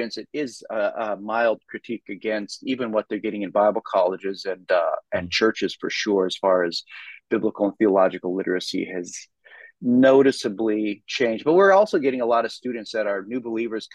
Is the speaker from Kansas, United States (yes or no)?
no; Minnesota, United States; moved away as an adult; also born or lived in Philadelphia area; now in Dallas, United States; I'm from Minnesota originally